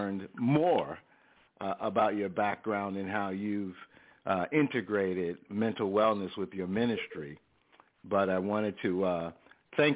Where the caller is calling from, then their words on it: Snellville, Georgia, United States; I'm calling from Snellville, Georgia.